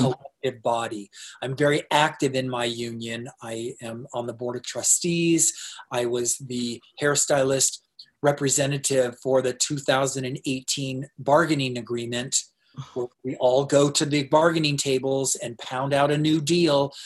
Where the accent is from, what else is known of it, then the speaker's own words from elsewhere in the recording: Tempe, Arizona, United States; also born or lived in North Dakota; I'm from Arizona, and uh, in Tempe